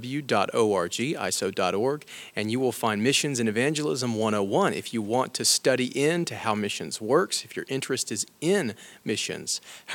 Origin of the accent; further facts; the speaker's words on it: Alabama, United States; I'm from Alabama